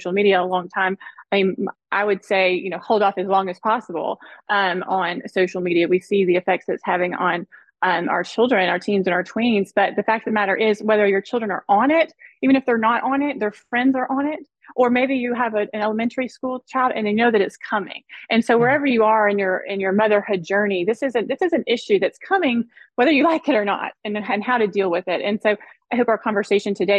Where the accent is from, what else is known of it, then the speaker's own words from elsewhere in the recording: the South, United States; also born or lived in South Florida; now in Dallas, United States; I grew up in the South and we lived part of our childhood